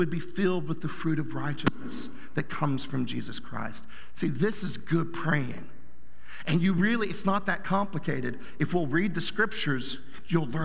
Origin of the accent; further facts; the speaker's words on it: Southern Oklahoma, United States; I grew up in Bible Belt, Southern Oklahoma.